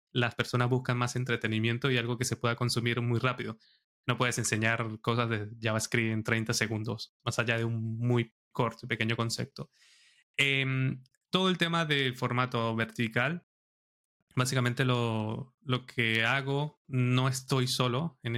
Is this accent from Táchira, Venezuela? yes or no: yes; San Cristóbal, Táchira, Venezuela; now in Madrid, Spain; Yo soy de San Cristóbal, del estado Táchira. Es una ciudad, bueno, el que conoce Venezuela es frontera con Colombia.